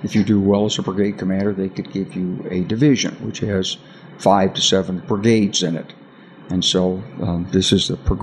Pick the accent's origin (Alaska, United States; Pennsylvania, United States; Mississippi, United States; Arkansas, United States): Arkansas, United States; I'm from Arkansas. You know, I grew up with guns.